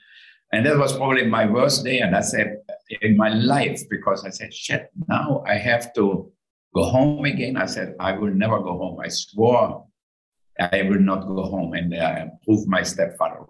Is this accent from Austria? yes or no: yes; Austria; moved away; I grew up in Austria and totally in the countryside.